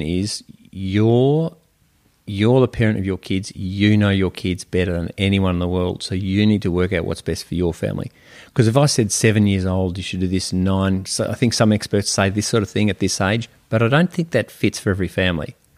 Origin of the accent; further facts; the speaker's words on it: Melbourne, Victoria, Australia; I grew up in Melbourne, uh, in a bayside suburb